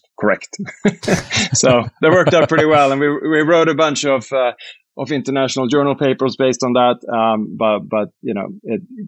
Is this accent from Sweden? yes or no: yes; Sweden; moved away as an adult; also born or lived in United States / United Kingdom; I'm Swedish and from Sweden